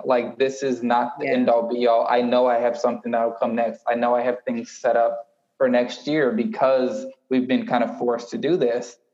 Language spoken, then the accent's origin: English; Houston, Texas, United States; growing up in Houston, Texas, listening to 90, 97.9 and 102.1.